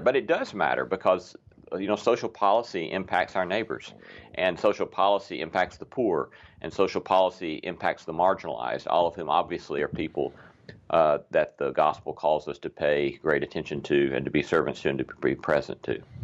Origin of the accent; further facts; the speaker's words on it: the South, United States; we Southerners